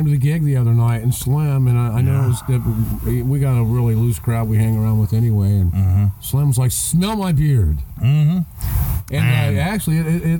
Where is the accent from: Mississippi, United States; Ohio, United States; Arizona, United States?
Ohio, United States; moved away; I want to go to my hometown and see them at the Nutter, man.